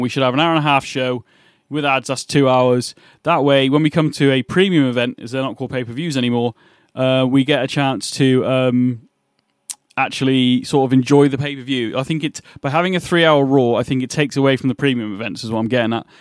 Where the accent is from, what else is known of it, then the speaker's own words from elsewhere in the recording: England, United Kingdom; I'm from England